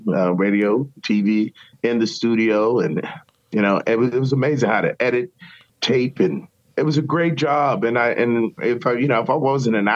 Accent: Richmond, Virginia, United States; I went to Virginia Commonwealth University in my hometown.

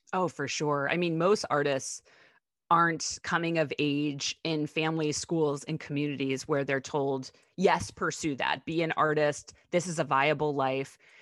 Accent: Pittsburgh, Pennsylvania, United States; I grew up right outside of Pittsburgh, Pennsylvania

